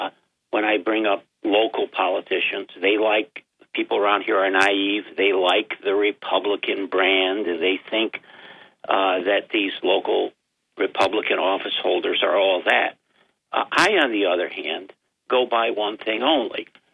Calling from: Binghamton, New York, United States; This is … from Binghamton, New York.

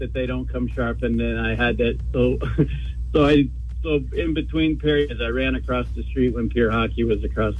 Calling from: South Berwick, Maine, United States; from South Berwick.

